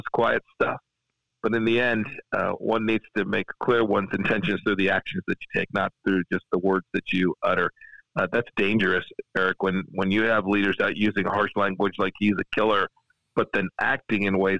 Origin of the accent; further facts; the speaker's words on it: South Central Kansas, United States; I come from South Central Kansas